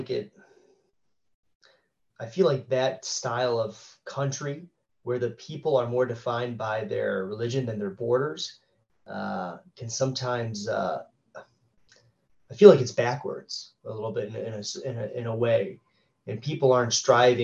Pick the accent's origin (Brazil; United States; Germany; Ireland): United States; As an American citizen